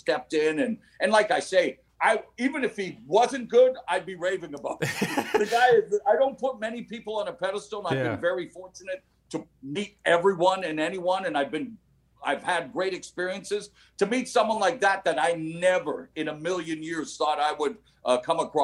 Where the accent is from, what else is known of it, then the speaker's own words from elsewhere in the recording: Vancouver, British Columbia, Canada; moved away; also born or lived in Toronto; I started my career at 16 in my hometown of Vancouver